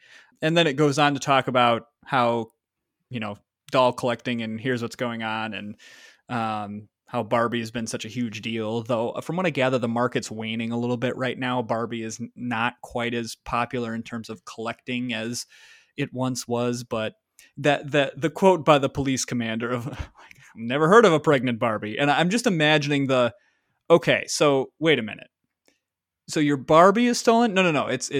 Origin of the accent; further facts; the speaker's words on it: Michigan, United States; I was raised in Michigan.